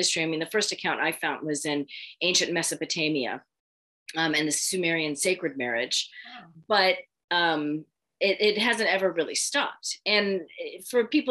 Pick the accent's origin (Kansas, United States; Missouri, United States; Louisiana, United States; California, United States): California, United States; San Francisco Bay Area; I grew up in the San Francisco Bay Area